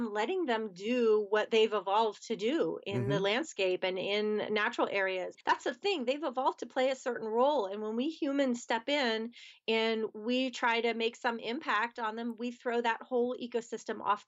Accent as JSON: {"language": "English", "area": "outside of Philadelphia", "region": "Pennsylvania", "country": "United States", "tie": "born or raised there", "moved": "as an adult", "lives_now": "Pittsburgh, United States", "said": "I grew up outside of Philadelphia, Pennsylvania, which is on one side of the state"}